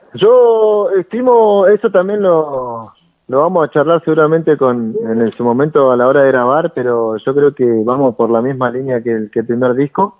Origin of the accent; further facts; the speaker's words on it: Argentina; allá de, la zona de Junín